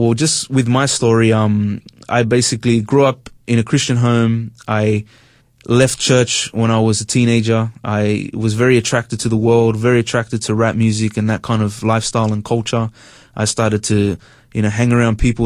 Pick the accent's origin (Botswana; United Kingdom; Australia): Australia; Sydney, New South Wales; I grew up in Sydney. I'm Hispanic. I father's from Spain, mother's from Peru.